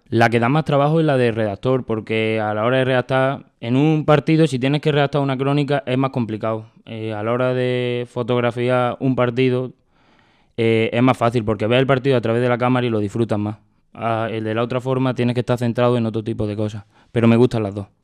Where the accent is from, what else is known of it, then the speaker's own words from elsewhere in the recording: Badajoz, Extremadura, Spain; Badajoz porque para mí es algo que me gusta y es, de donde soy